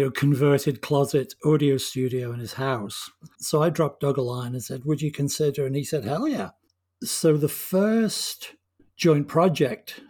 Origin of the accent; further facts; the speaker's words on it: England, United Kingdom; I'm English.